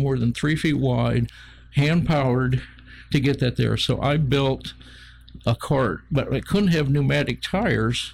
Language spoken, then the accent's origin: English; Northwest Ohio, United States; moved away; I'm from Northwest Ohio and part of a Mennonite